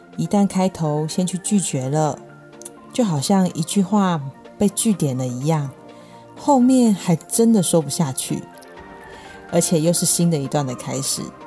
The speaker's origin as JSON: {"language": "Chinese", "country": "Taiwan", "said": "我们台湾人"}